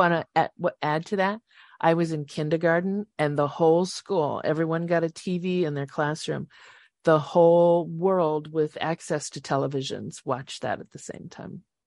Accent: Chicago market, Illinois, United States; I grew up in the Chicago market, but basically Mayberry, a little farm town

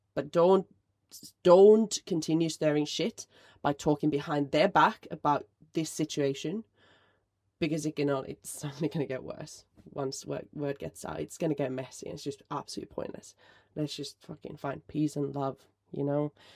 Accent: Finland; but I am from Finland

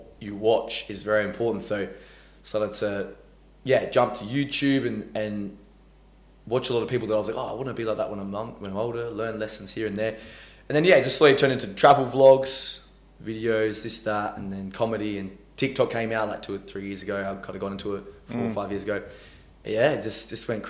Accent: Adelaide, South Australia, Australia; we're from Adelaide

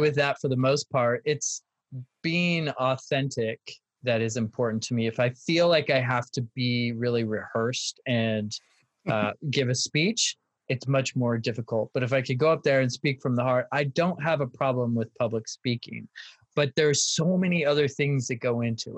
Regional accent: Los Angeles, California, United States; moved away as an adult; also born or lived in San Francisco; now in New York City, United States; I'm from there

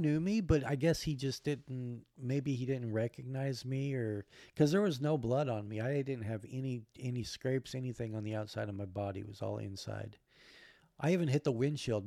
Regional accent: Alaska, United States; moved away; also born or lived in Spokane / Olympia; I grew up in Alaska

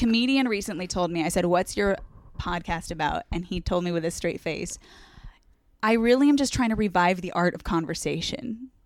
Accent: Orange County, California, United States; also born or lived in San Diego, California; I'm from Orange County

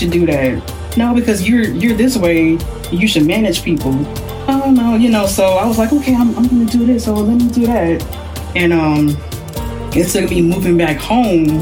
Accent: Houston, Texas, United States; moved away as an adult; now in New Jersey, United States; I'm from Texas, like, we don't have snow

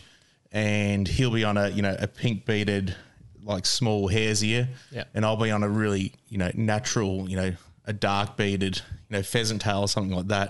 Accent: Bacchus Marsh, Victoria, Australia; I'm from Bacchus Marsh as well, so it's close by.

